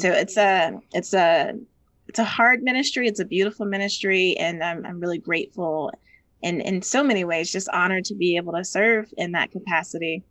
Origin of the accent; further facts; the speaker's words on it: Georgia, United States; as a Georgian and as a Southerner